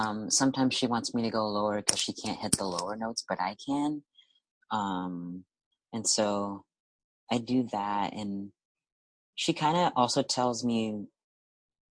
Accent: Arkansas, United States; I grew up in Arkansas

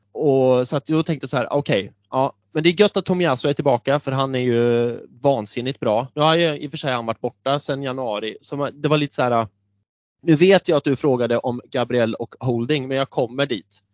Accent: Björneborg, Värmland, Sweden; började spela fotboll på skolgården i Björneborg där jag växte upp, liten håla i Värmland

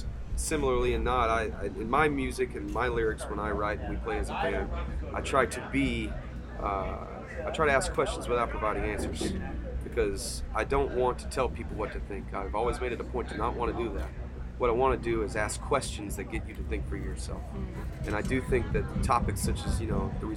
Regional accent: Middle Tennessee, United States; now in Seattle, United States; I'm from Tennessee, born and raised in Middle Tennessee

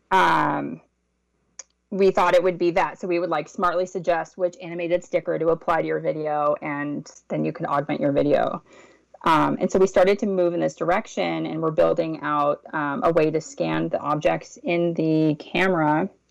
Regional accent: Los Angeles, California, United States; I grew up in West Los Angeles

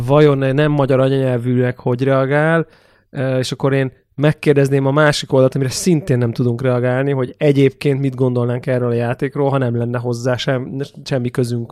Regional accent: Hungary

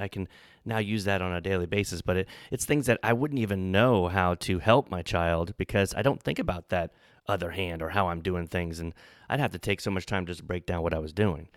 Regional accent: New Orleans, Louisiana, United States; I'm from New Orleans

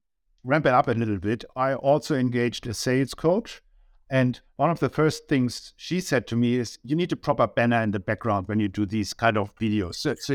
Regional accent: Germany; accent: German; English is a second language; moved away as an adult; you can tell by my accent I'm from Germany.

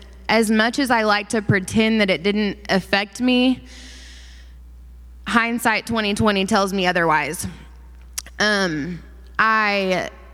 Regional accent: Enid, Oklahoma, United States; I grew up in Enid, Oklahoma

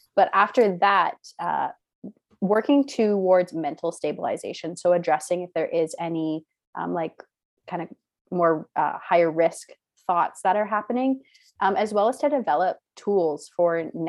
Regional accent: Canada; also born or lived in Caribbean; I'm from Canada, but I grew up in the Caribbean on a really small island.

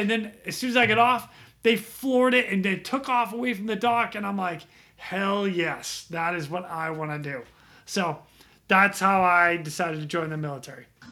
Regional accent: just outside of Boston, Massachusetts, United States; moved away as an adult; now in Ras Tanura, Saudi Arabia; born and raised Massachusetts. Um, I grew up there 18 years

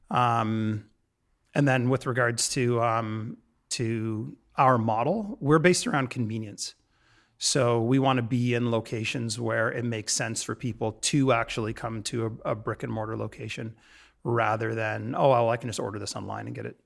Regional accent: London, Ontario, Canada; moved away as an adult; also born or lived in Toronto; now in Vancouver, Canada; my hometown. London, Ontario, and I'd lived in Toronto for, for a little bit

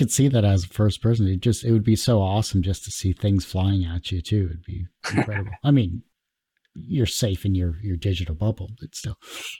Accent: Windsor, Ontario, Canada; Yeah, I'm from Windsor, Ontario as well, too.

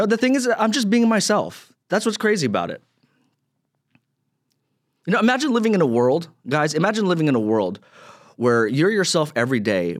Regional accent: Philippines; I'm a straight Filipino guy. You know, before 2020, before all this, you know, the social justice stuff, before 2020, everyone would always get confused with me for being a Filipino.

